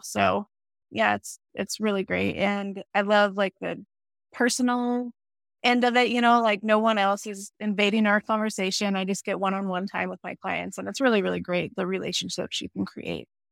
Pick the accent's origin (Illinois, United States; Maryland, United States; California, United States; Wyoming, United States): Wyoming, United States; I live in Wyoming, and I've lived in Wyoming all my life